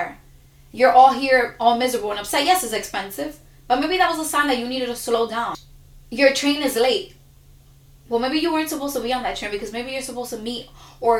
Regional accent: New York City, New York, United States; I was given so many labels because I'm from Dykeman

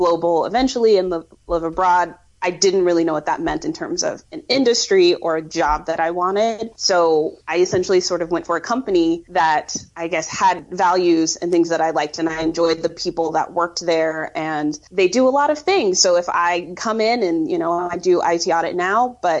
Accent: Colorado, United States; moved away as an adult; now in Brussels, Belgium; I grew up in Colorado, and I never really felt like I fit into the Colorado vibe

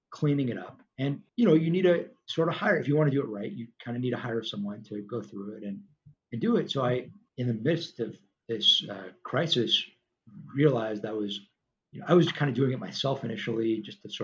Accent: Los Angeles, California, United States; the street we grew up on in Tarzana, California, suburb

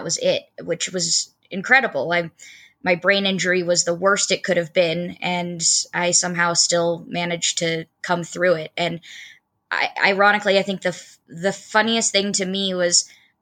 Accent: Port Angeles, Washington, United States; I'm originally from Northwest Washington, a small town called Port Angeles

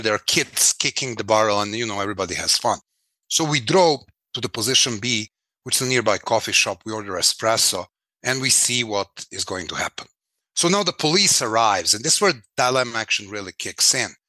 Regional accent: Belgrade, Serbia; I was born in Belgrade, 1973

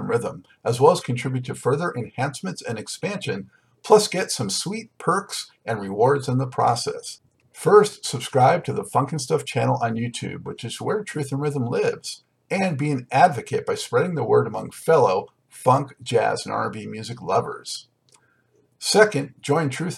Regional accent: Los Angeles, California, United States; now in North Carolina, United States; I'm from Los Angeles originally, now in North Carolina

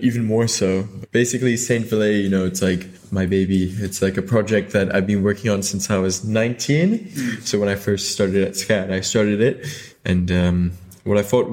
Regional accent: Hong Kong; also born or lived in United Kingdom; I'm from, like, born and raised in Hong Kong

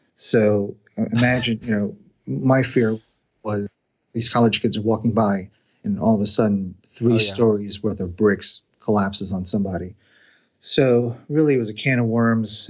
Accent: New Jersey, United States; moved away as an adult; also born or lived in Indiana / Cincinnati, Ohio; I was born and raised in New Jersey, went to school in Indiana, got a job in Cincinnati

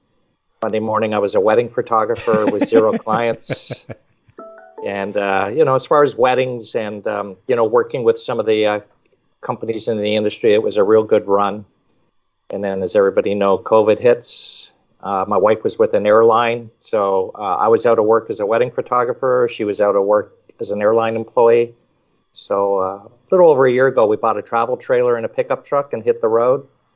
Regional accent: Montreal, Quebec, Canada; also born or lived in Toronto / Michigan / Arizona / California; now in Florida, United States; I was originally from Montreal, but lived in Toronto for quite a while. And then Michigan, Arizona, California, and now Florida.

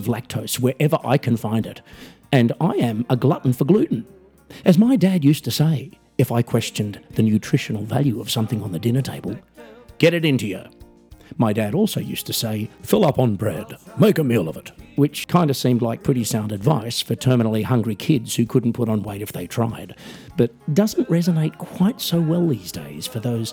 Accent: Australia; I'm an Australian musician, singer, songwriter, comedian

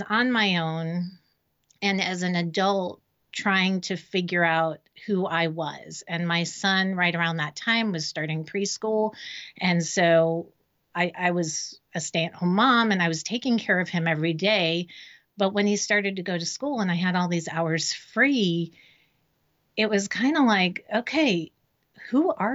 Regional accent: Miami, Florida, United States; moved away as an adult; now in Raleigh, United States; I was born and raised in Miami

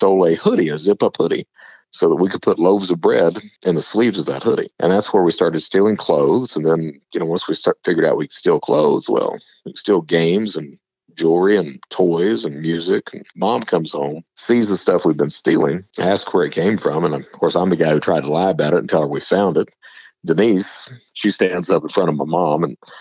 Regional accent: Eastern Kentucky, United States; I'm from Eastern Kentucky

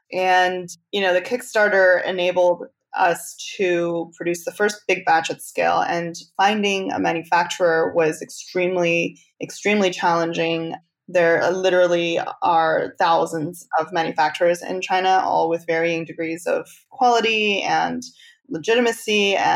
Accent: Canada; now in United States; because I'm actually Canadian. So I've never lived in the US until very recently.

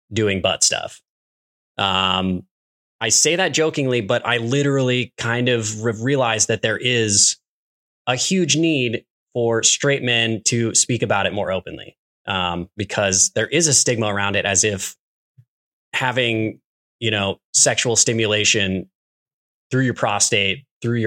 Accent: Midwest, United States; being an American kid growing up in the Midwest

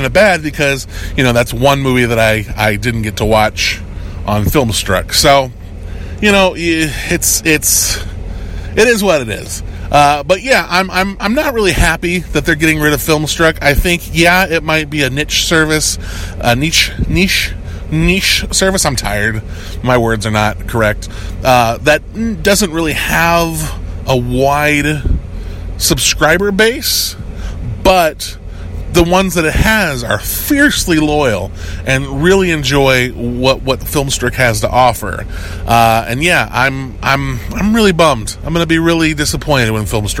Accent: United States; I'm an American

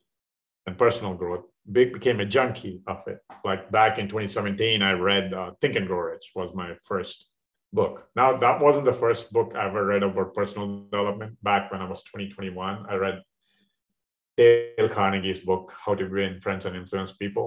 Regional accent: India; moved away as an adult; now in Dallas, United States; I'm in from India a long time ago, 30 years ago, a little over 30 years

